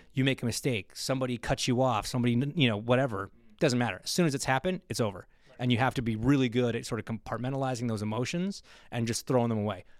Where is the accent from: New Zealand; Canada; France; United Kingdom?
Canada; Toronto, Ontario; my hometown race in Toronto